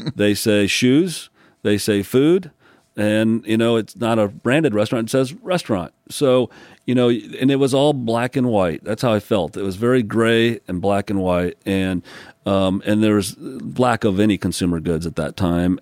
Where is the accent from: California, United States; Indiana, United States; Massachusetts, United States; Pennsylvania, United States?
Indiana, United States; South Bend; also born or lived in Newport News, Virginia / upstate New York / Bloomington, Indiana; South Bend, Indiana, which is where I spent most of my growing up years, Mishawaka, South Bend